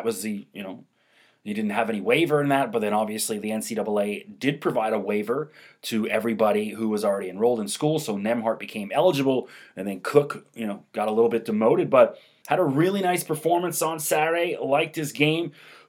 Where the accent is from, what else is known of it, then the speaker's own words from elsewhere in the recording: Toronto, Ontario, Canada; growing up in Toronto, I was a diehard Buffalo Bills fan for many years